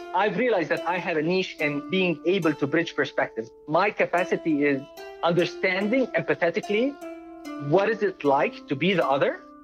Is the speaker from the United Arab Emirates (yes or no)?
yes; Dubai, United Arab Emirates; moved away; I was born in Dubai in 1974 to a Palestinian father and an Italian mother